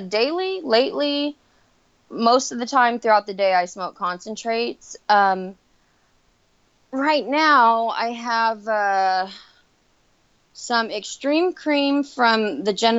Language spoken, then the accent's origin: English; Central Valley, California, United States; I've been pretty much in, like, the Central Valley area my entire life